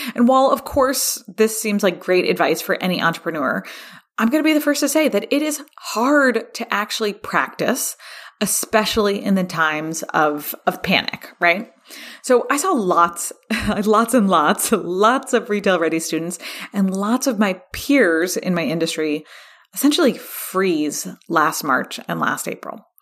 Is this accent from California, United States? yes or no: yes; California, United States; here in my home state of California